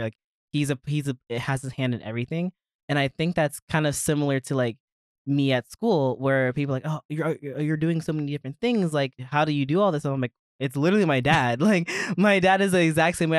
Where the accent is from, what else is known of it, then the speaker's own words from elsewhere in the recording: Maryland, United States; moved away as an adult; I'm originally from Maryland. Okay. Lived there my entire life, was born and raised